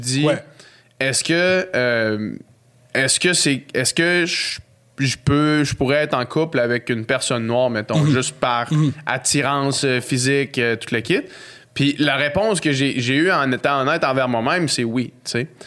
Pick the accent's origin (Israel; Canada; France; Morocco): Canada; Quebec City, Quebec; Québec, euh, où est-ce que j'ai grandi